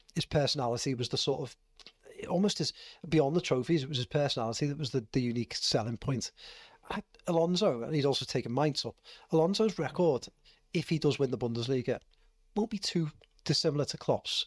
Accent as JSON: {"language": "English", "town": "Liverpool", "region": "North West England", "country": "United Kingdom", "said": "what we call in Liverpool"}